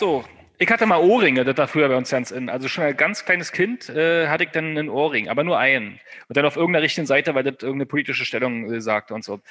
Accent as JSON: {"language": "German", "region": "Brandenburg", "country": "Germany", "said": "Und ich komme ja aus Brandenburg"}